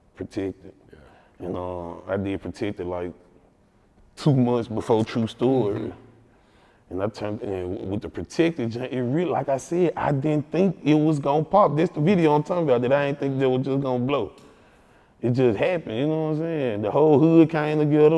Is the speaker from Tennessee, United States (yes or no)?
yes; Memphis, Tennessee, United States; I'm from North Memphis